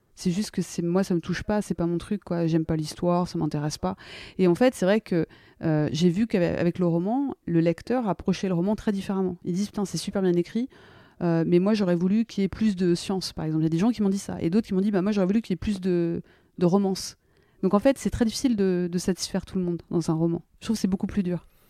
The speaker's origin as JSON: {"language": "French", "country": "France", "also_born_or_lived": "United States", "moved": "as an adult", "said": "je me sens très française et très américaine, donc c'est toujours très compliqué. Et moi, je suis partie, j'avais 26 ans de France"}